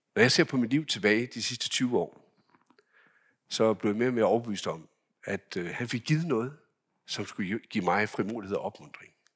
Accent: Denmark; hjemme i Danmark

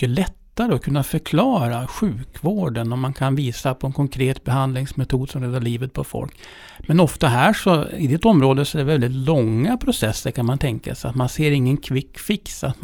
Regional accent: Dalarna County, Sweden; jag är från Dalarna

